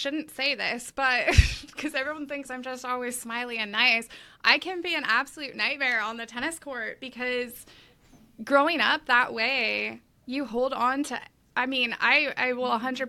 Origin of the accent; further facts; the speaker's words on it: Los Angeles, California, United States; So I grew up down in Los Angeles, big tennis boom in the 90s.